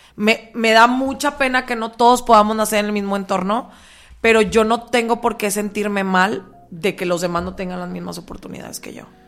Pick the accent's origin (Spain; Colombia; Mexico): Mexico; vengo de México